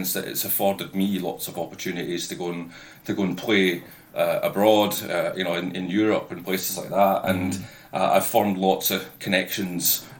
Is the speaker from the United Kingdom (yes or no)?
yes; Dundee, Scotland, United Kingdom; I'm born and bred in Dundee in Scotland